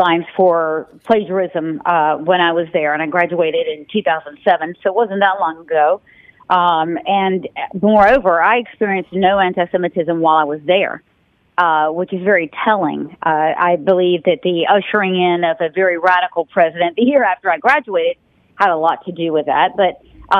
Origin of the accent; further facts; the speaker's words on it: North Carolina, United States; I was born and raised in North Carolina